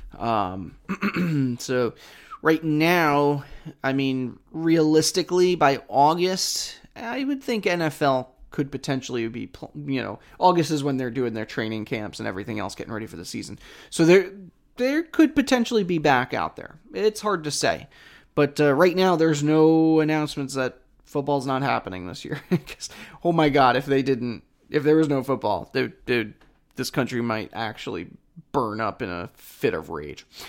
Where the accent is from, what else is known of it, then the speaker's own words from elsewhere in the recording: New York, United States; I'm from New York